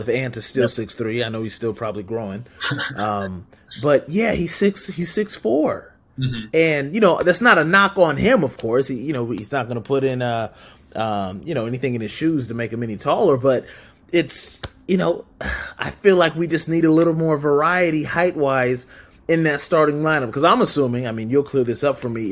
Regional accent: Southern California, United States; now in Portland, United States; I am a Portland transplant, born and raised in Southern California

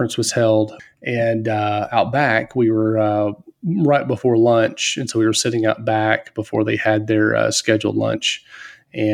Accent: Mississippi, United States; I grew up in Mississippi

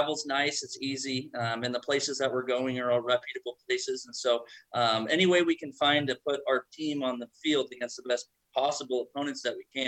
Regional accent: Southern Oregon, United States; I grew up in Southern Oregon

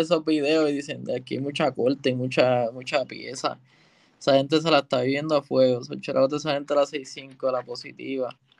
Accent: Puerto Rico; yo soy de Calle y el estudio está en Santurce

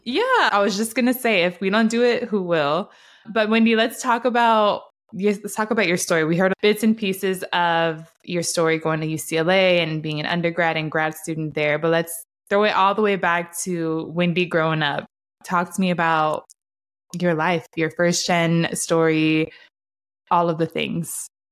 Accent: Honduras; I'm usually the first Honduran people meet outside of Latinos

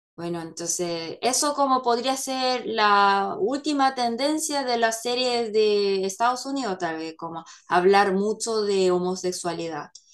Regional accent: South Korea; Spanish is a second language; yo como coreana

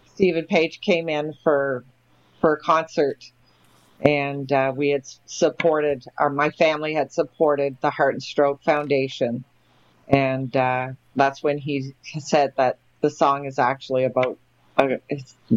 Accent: Moncton, New Brunswick, Canada; my hometown, Moncton, New Brunswick

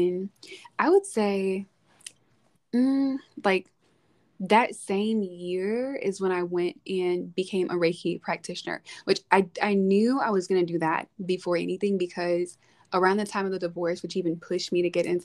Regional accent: Arkansas, United States; moved away as an adult; now in Texas, United States; I'm from Arkansas originally

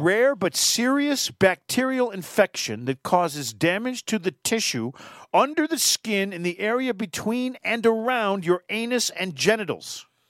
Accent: Connecticut, United States; moved away; my home state of Connecticut

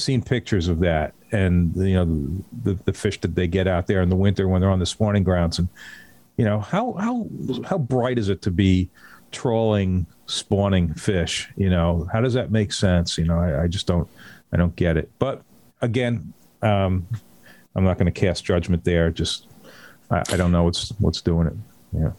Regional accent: North Shore of Long Island, New York, United States; also born or lived in Pine Island, Florida; I grew up on the North Shore of Long Island

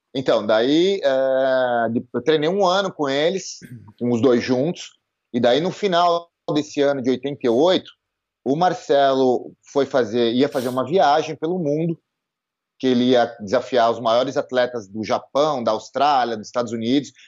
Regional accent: São Paulo, Brazil; eu sou nascido e criado em São Paulo

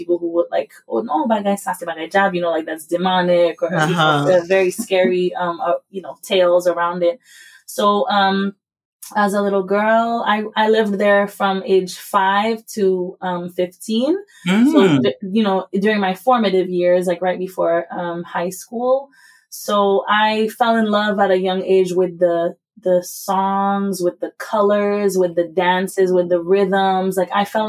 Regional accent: Haiti; now in United States; I was raised in Haiti by an American mother

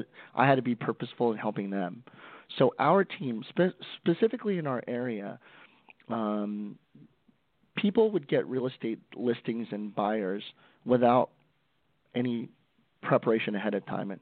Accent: Stockton, California, United States; I'm from Stockton, California, one of the roughest cities in the United States, born and raised there

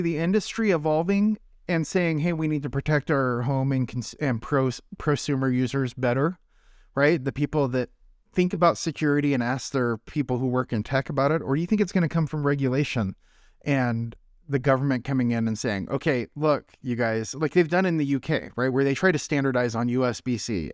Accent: North Idaho, United States; moved away; I grew up in North Idaho

